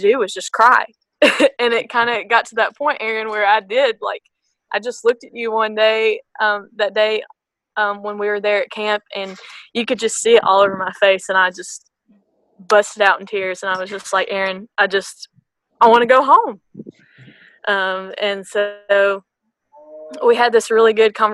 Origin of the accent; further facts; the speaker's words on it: Blue Springs, Mississippi, United States; I'm from Blue Springs, Mississippi. It's just a little tiny dot on the map that no one knows about.